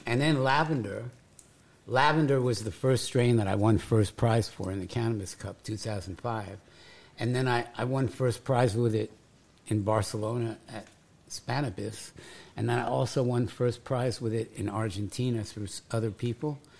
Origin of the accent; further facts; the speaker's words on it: New York City, New York, United States; moved away; also born or lived in Vermont / Gainesville, Florida; I grew up in New York City